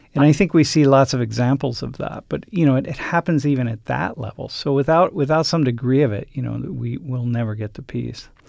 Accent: Toledo, Ohio, United States; I grew up in Toledo, Ohio

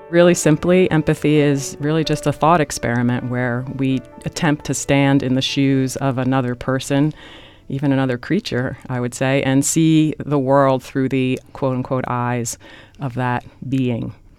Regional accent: Newark, New Jersey, United States; I grew up in Newark, New Jersey

